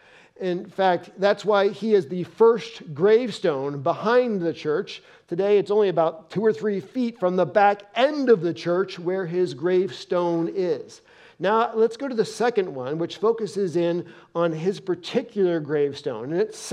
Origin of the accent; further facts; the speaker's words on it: New Jersey, United States; I'm not from this part of the country. I'm an East Coaster. I'm a Jersey boy. I grew up right outside of New York City. That's the way everybody talks out there. But I came to the Midwest. I tried to lose my accent.